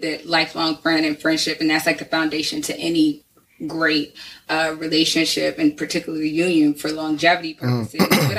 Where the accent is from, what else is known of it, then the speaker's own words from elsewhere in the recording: Maryland, United States; now in New York City, United States; I grew up in Maryland. Yeah. Again, I'm not from New York. I'm not a native New Yorker either.